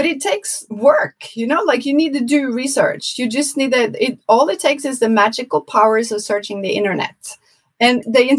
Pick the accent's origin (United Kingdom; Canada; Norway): Norway; English is a second language; moved away as an adult; now in New York City, United States; I was born in Norway and I chose to go live in New York City.